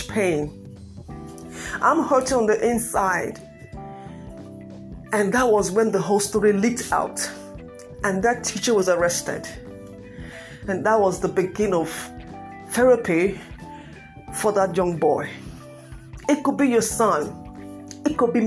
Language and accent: English; Nigeria; I'm from Nigeria.